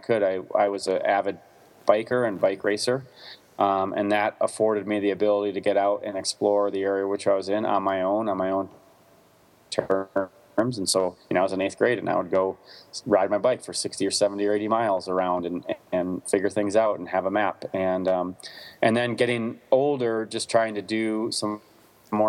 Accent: Wisconsin, United States; I grew up in the Midwest in Wisconsin

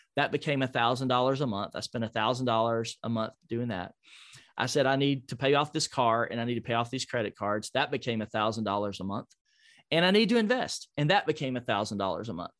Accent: Nashville, Tennessee, United States; Nashville, my hometown

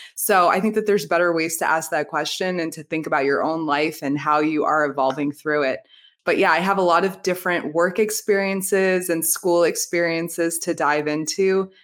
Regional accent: New Jersey, United States; now in Florida, United States; I'm from Jersey, outside New York, I now live in Florida

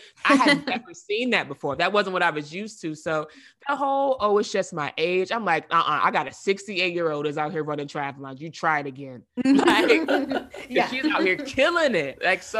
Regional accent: the South, United States; growing up in the South, I'm used to seeing people where I'm from, we eat fried everything.

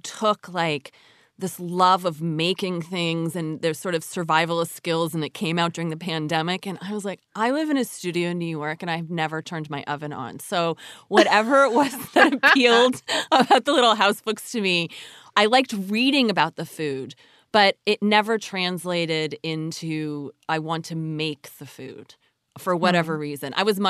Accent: Canada; of course, they are not native. I grew up in Canada.

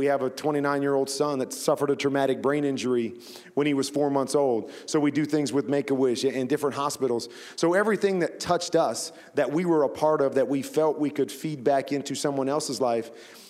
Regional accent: Iowa, United States; And then I grew up in Iowa, so we didn't have a pro sports team. So the closest team to us was the Chicago Bears.

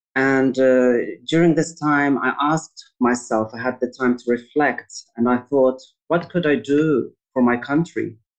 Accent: Sydney, New South Wales, Australia; moved away as an adult; also born or lived in Lebanon; now in Beirut, Lebanon; I'm an Australian Lebanese designer born in Sydney, and I was actually raised between Australia and Lebanon.

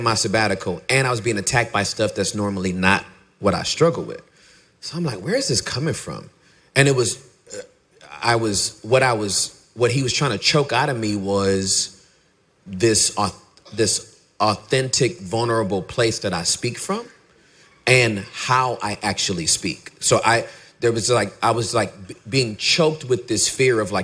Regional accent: Inglewood, California, United States; moved away as an adult; now in Irving, United States; I'm from L.A. I'm from Inglewood.

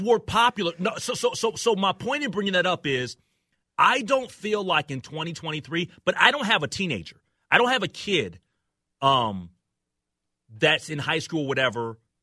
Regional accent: Minnesota, United States; as a Minnesotan

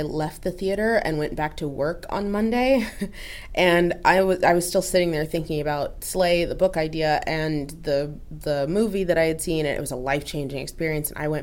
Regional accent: Oregon, United States; I grew up in Oregon

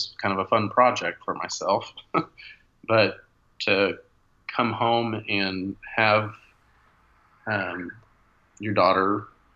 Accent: Corpus Christi, Texas, United States; now in Montgomery, Texas, United States; I grew up in Corpus, and every one of my cousins has a autoimmune disease

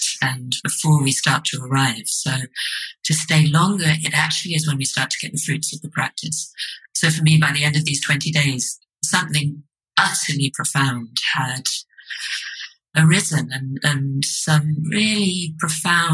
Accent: London, United Kingdom; also born or lived in Edinburgh; I'm from London

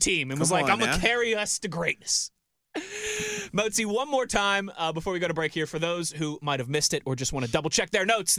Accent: Mars, Pennsylvania, United States; You know, that was like where I grew up in Mars, right? A lot of back roads and stuff.

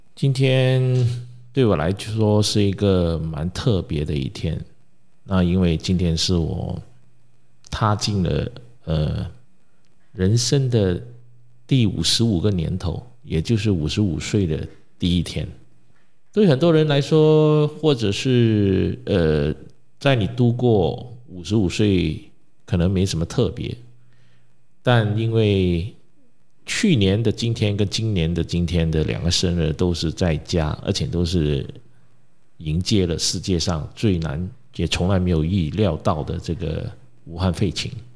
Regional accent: Malaysia; 我们马来西亚人

